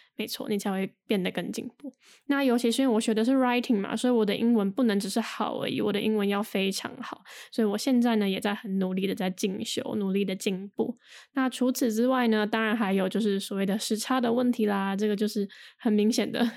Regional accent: Taiwan; 之前在，呃，台湾上就是比较传统的，嗯，国高中大学课

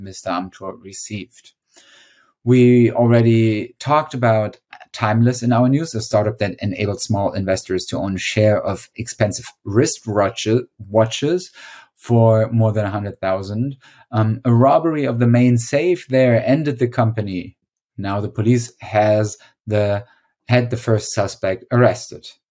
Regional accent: Witzenhausen, Hesse, Germany; my hometown in Witzenhausen, Germany

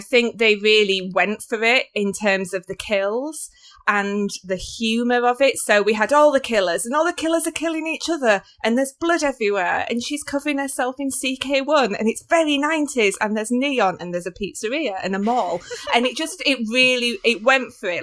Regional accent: United Kingdom; as like a British person

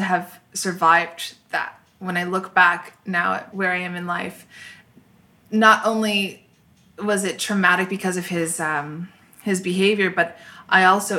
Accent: Orange, California, United States; born there; I was born in Orange, and my family moved a lot when I was growing up.

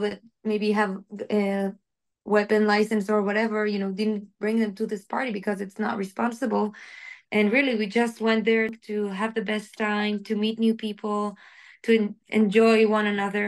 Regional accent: Israel; also born or lived in Cupertino, California / Be'er Sheva; I was born in Israel, lived almost my entire life, but I spent a year when I was a little girl in Cupertino in California.

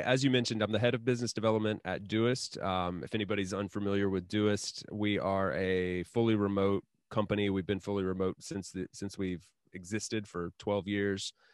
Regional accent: Asheville, North Carolina, United States; now in Spain; my hometown, like, in Asheville, North Carolina

